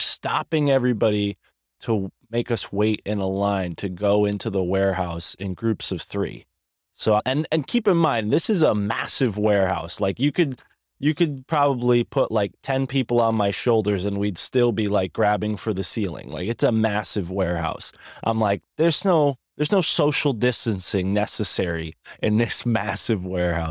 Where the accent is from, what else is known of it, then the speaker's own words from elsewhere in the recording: United States; as an American.